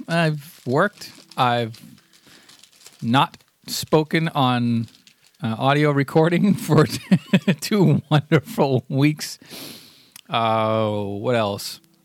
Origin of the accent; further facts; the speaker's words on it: United States; I'm an American